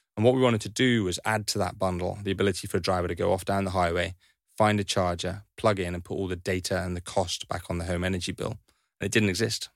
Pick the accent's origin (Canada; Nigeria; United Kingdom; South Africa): United Kingdom; Highlands of Scotland; I grew up in Highlands of Scotland